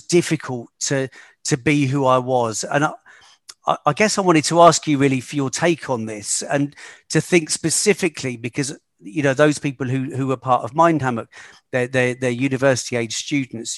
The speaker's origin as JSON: {"language": "English", "country": "United Kingdom", "tie": "born or raised there", "also_born_or_lived": "London", "moved": "as an adult", "said": "growing up in a small town just outside of London"}